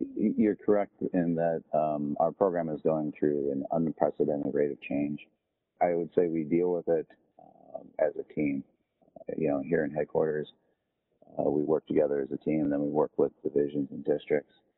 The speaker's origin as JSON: {"language": "English", "region": "Northwest Indiana", "country": "United States", "tie": "born or raised there", "also_born_or_lived": "Louisville / Honolulu / Jacksonville", "moved": "as an adult", "said": "I'm originally from Northwest Indiana, so I, I, grew up in a rural area that is close to Chicago, about 40 miles outside of Chicago."}